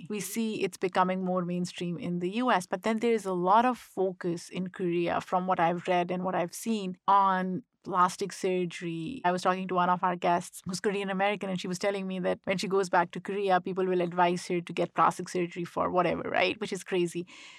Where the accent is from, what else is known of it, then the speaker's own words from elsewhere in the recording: Pakistan; So growing up in Pakistan, I was always conscious because I thought people would make fun of me because of my full lips.